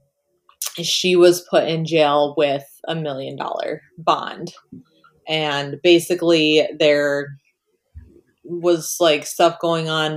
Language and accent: English; Michigan, United States; now in Wisconsin, United States; I grew up in Michigan where we drink pop. I now live in Wisconsin where they drink soda